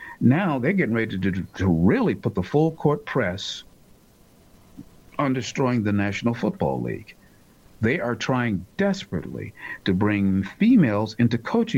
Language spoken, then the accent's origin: English; United States; I hate to say it as an American who happens to be black, but it's the truth.